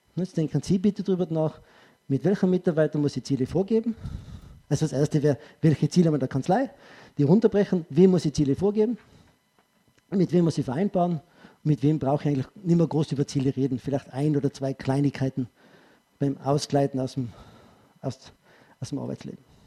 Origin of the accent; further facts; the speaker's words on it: Tyrol, Austria; ich sage als Tiroler